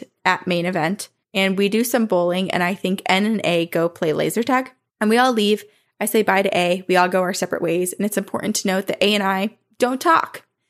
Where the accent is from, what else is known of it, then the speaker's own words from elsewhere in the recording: Texas, United States; The first time that I met him, he was in my home state of Texas, where his brother N lives.